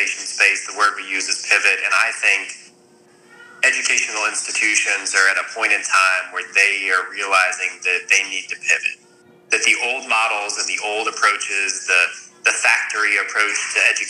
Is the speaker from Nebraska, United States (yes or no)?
no; Nashville, Tennessee, United States; now in Richmond, United States; I'm originally from Nashville, Tennessee